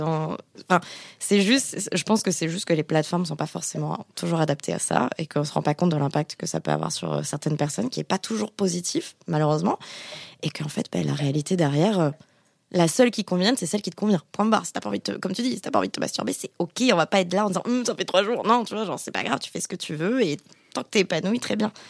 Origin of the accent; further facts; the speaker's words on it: Bordeaux, Nouvelle-Aquitaine, France; je suis bordelaise, donc je dis chocolatine